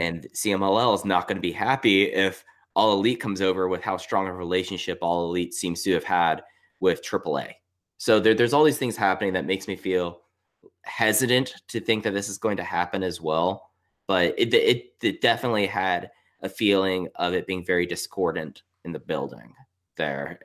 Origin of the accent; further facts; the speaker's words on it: Texas, United States; I grew up in Texas